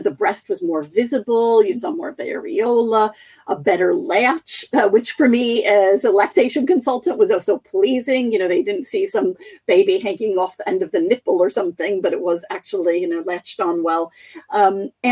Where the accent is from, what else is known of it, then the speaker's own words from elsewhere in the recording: United States; I grew up reading in the United States